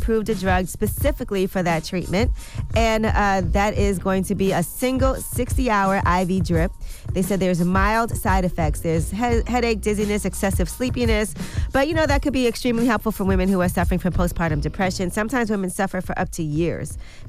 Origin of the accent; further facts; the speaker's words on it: Brooklyn, New York, United States; It will always be my team because I'm from Brooklyn and I'm a fan of the Brooklyn Nets.